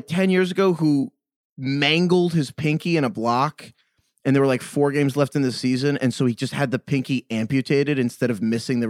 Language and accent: English; New York, United States; I'm from New York.